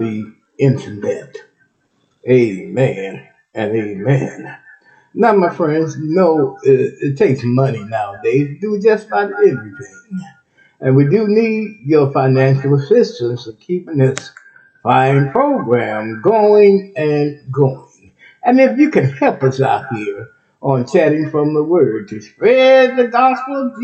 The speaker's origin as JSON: {"language": "English", "region": "Texas", "country": "United States", "moved": "yes", "lives_now": "Ohio, United States", "said": "Texas, my home state"}